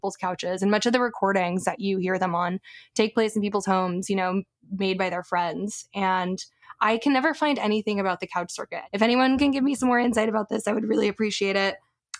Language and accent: English; Corpus Christi, Texas, United States; the place of my hometown, Corpus Christi